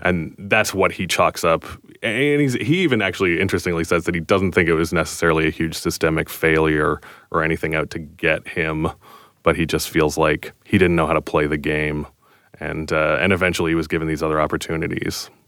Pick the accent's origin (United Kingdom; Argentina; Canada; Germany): Canada; we're Canadian